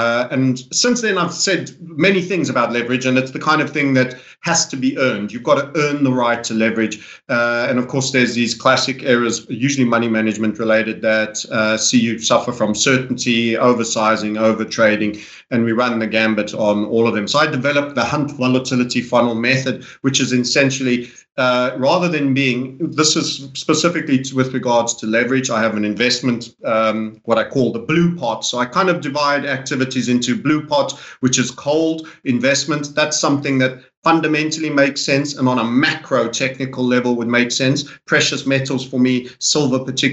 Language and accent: English; South Africa; I grew up in South Africa to an English father